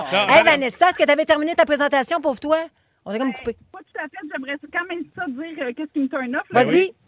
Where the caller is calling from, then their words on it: Sainte-Thérèse, Quebec, Canada; 45 ans, je viens de Sainte-Thérèse